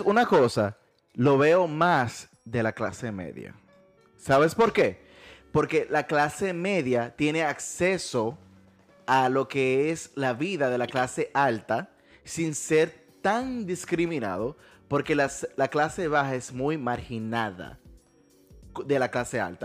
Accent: Dominican Republic; en mi país, la República Dominicana

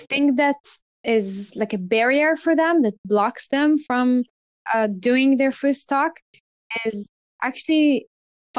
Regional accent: Israel; I'm from Israel, and I was leading the Android community here

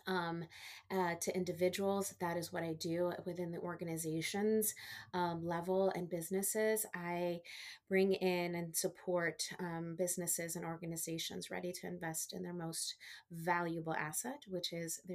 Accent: Washington, District of Columbia, United States; also born or lived in Texas / South Florida; I was born in Texas. Mm-hmm. So I'm a Texas girl, mm-hmm. But I was raised in the DC area. So I've been here most of my life

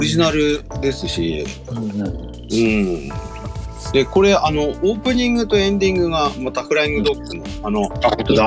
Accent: Iwate, Japan; moved away; うちの実家も味噌。うん。 あ、岩手

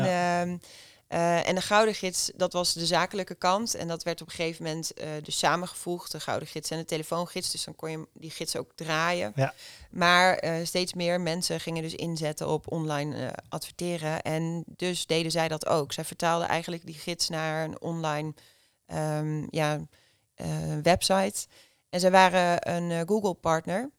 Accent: Haaksbergen, Overijssel, Netherlands; moved away as an adult; also born or lived in Zwolle; ik kom uit Haaksbergen. Dat is een klein dorpje naast Enschede tegen de Duitse grens. En daar ben ik 32 jaar geleden geboren, 1989. En opgegroeid met mijn twee zusjes

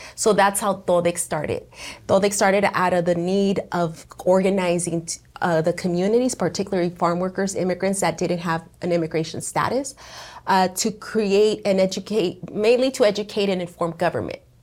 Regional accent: Perris, California, United States; I was born and raised here in the Inland Empire, in particular here in Paris and Sunnymead, which is now called Merino Valley

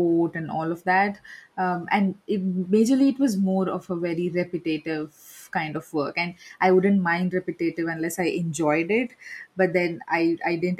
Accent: India; I'm from India

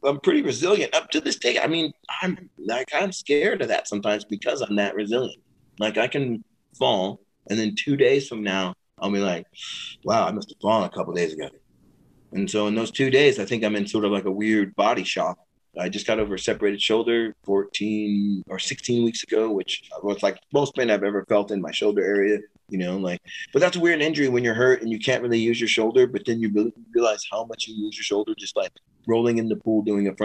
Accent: California, United States; I grew up in here in California

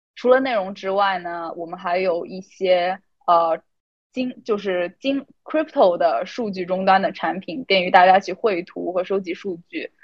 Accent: China; now in Boston, United States; 我来自中国，现在在波士顿

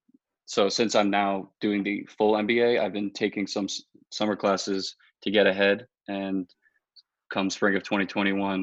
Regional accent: Long Island, New York, United States; now in New Paltz, United States; I'm from Long Island.

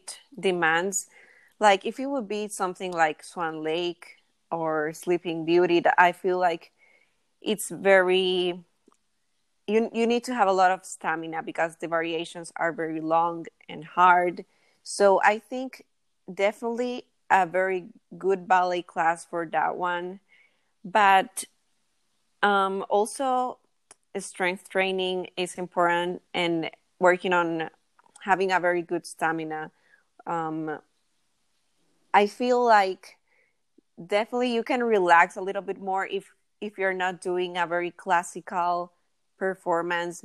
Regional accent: San Salvador, El Salvador; I live in San Salvador, El Salvador, which is where I was born

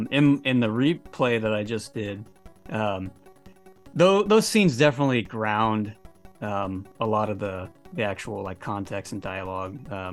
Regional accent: California, United States; from California, so the houses are extremely expensive.

